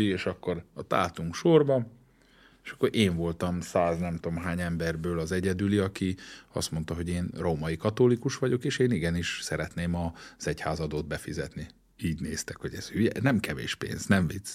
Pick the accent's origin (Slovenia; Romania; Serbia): Romania; Székely Land; moved away as an adult; also born or lived in Germany / Switzerland; now in Hungary; mi, mi székeljek